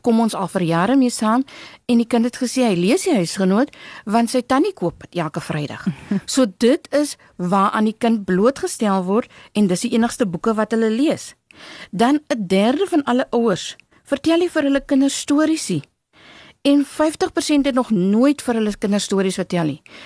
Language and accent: Afrikaans; Walvis Bay, Erongo, Namibia; now in Stellenbosch, South Africa; My hart sal altyd in Namibia bly. Altyd in Walvis Bay bly. Ehm um, in Narwal, my my om my ehm um, woonbuurt waar ek vandaan kom